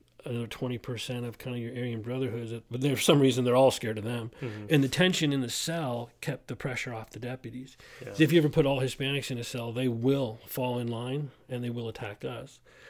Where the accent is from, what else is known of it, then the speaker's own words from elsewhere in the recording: Simi Valley, California, United States; And then ultimately, I had an opportunity to go to my hometown, and that's what I did.